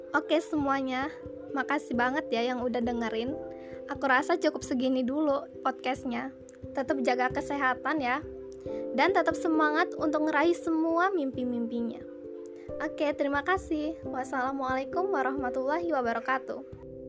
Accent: Bandar Lampung, Lampung, Indonesia; Aku berasal dari kota Bandar Lampung

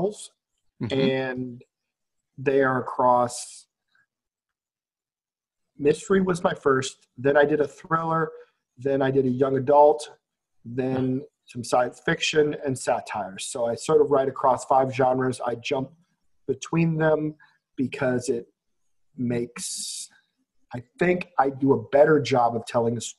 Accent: Iowa, United States; now in Las Vegas, United States; I'm from Iowa

